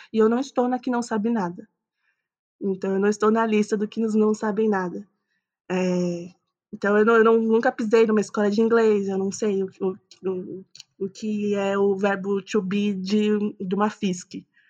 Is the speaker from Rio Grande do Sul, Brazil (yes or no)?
no; São Bernardo do Campo, São Paulo, Brazil; Eu sou nascida e criada em São Bernardo do Campo